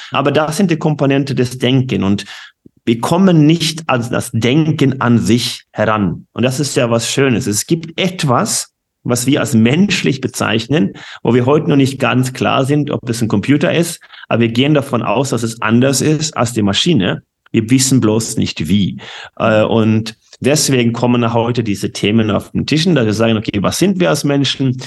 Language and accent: German; Norway; German is a second language; moved away; ich bin gebürtige Norweger